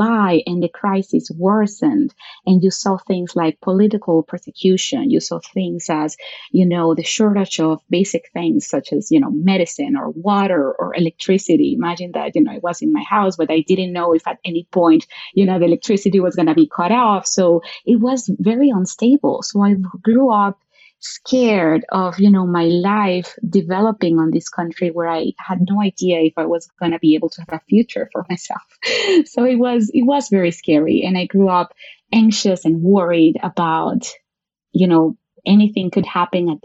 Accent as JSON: {"language": "English", "country": "Venezuela", "tie": "born or raised there", "moved": "as an adult", "lives_now": "Brazil", "said": "I was, yes, born and raised in Venezuela. I grew up there."}